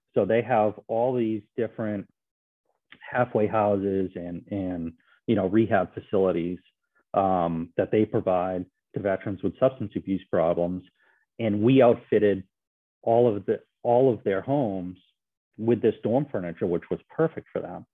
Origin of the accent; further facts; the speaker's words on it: Bridgewater, United States; my hometown of Bridgewater